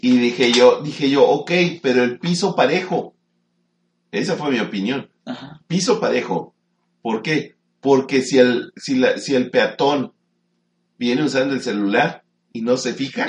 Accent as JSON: {"language": "Spanish", "country": "Mexico", "said": "Estamos en México"}